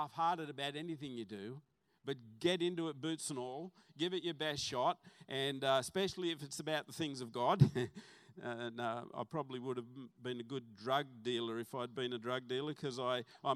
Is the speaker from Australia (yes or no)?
yes; Salamander Bay, New South Wales, Australia; also born or lived in Western Suburbs Hospital (Newcastle area) / Mayfield West; we moved to Port Stephens, and I grew up on a farm, Salamander Bay